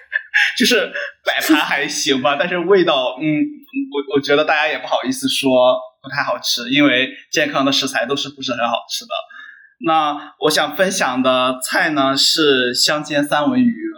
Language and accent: Chinese; Henan, China; moved away; 因为我来自河南嘛